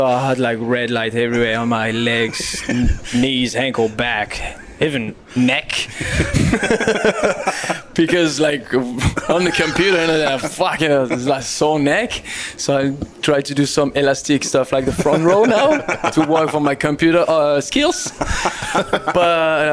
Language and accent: English; southwest France, France; English is a second language; moved away as an adult; also born or lived in Mont-de-Marsan, France / Bordeaux, France; now in Australia; I'm from the southwest, I'm from the Pyrenees, like south